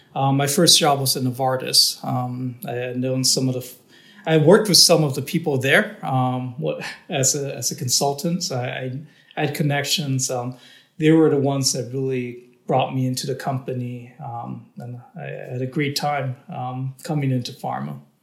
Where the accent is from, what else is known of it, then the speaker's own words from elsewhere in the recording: Downey, California, United States; I was born in Southern California um, in a town called Downey, which is you know the border between LA and Orange County